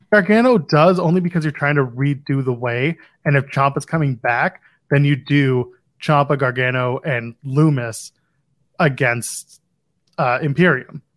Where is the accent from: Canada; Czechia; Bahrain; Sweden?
Canada; Canadian. We're not British.